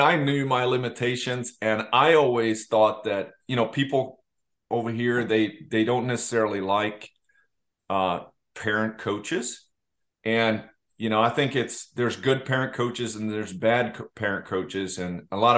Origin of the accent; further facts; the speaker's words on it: Leksand, Dalarna County, Sweden; I'm from Leksand, not Karlstad